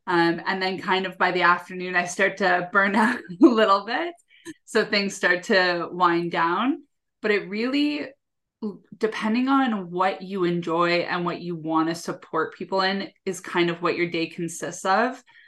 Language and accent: English; Canada; I'm from Canada